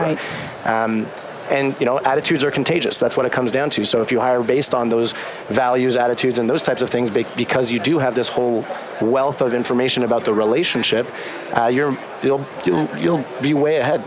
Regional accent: Canada; moved away as an adult; also born or lived in Boston; I'm Canadian

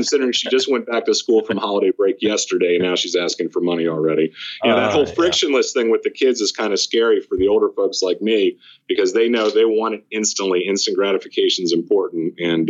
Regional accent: Northeast, United States; now in Williamsburg, United States; You know, I came from the Northeast, spent a lot of time in New Jersey, New York, and Philly.

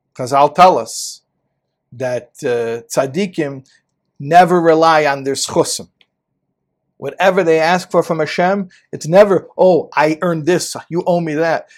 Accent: United States; I'm an American boy

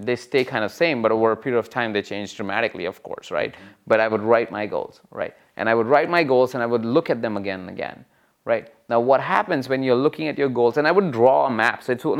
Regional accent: India; I think irrespective of the country that you come from, I came from India, you can come from Macedonia

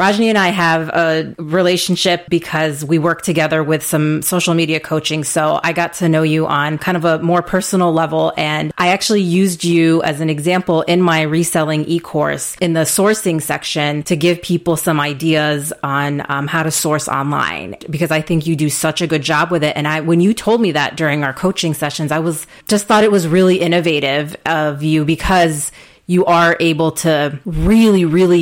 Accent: United States; brown kids growing up in the United States, children of immigrants

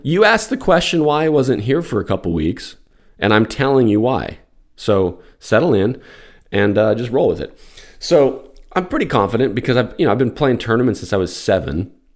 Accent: Albuquerque, New Mexico, United States; moved away; also born or lived in Florida / Atlanta; I grew up in Albuquerque

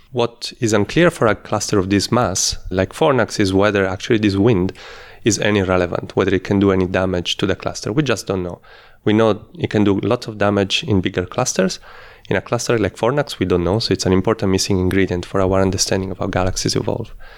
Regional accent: Italy; moved away as an adult; also born or lived in Netherlands / Australia; I'm originally from Italy, though I did part of my studies in the Netherlands, and I worked in Australia

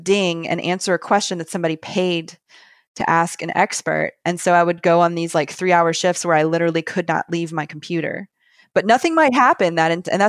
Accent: the South, United States; I'm from the South. I'm not from the Wall Street area.

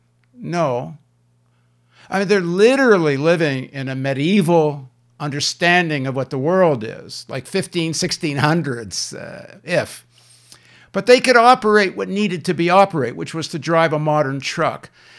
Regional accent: Canada; now in Brooklyn, United States; they asked me, where are you from? And I said, from Canada.

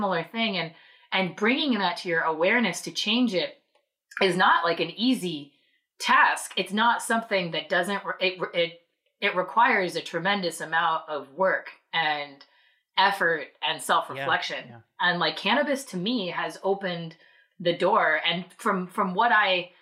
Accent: Southern California, United States; also born or lived in Hawaii / Boston; now in Salem, United States; I grew up in Southern California.

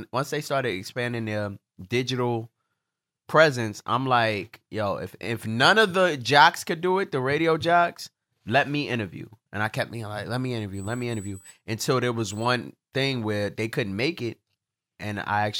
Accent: Brooklyn, New York, United States; I'm from Brooklyn.

